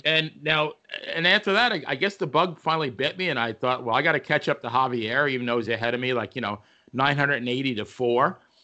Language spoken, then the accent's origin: English; Farmingdale, New York, United States; my hometown of Farmingdale, New York, Long Island